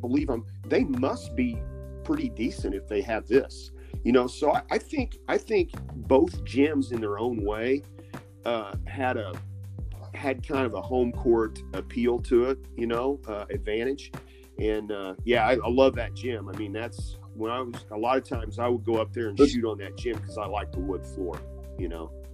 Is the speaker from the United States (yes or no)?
yes; Benton, Illinois, United States; growing up in Benton